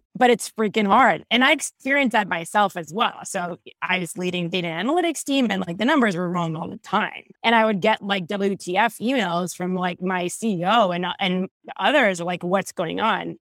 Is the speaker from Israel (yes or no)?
yes; Israel; moved away as an adult; now in California, United States; I was born and raised in Israel, moved to California about twelve years ago